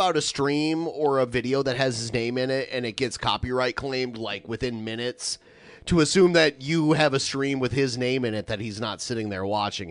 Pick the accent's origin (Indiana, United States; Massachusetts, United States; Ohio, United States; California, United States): Ohio, United States; Toledo; Even when I was a kid, growing up in Toledo, we got all the Detroit stations.